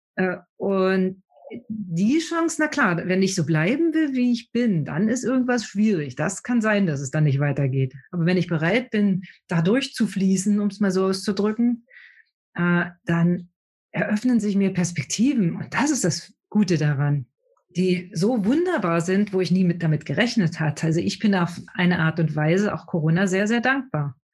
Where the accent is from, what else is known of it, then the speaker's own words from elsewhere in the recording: Brandenburg, Germany; Ich komme aus Brandenburg, da gibt es keine Berge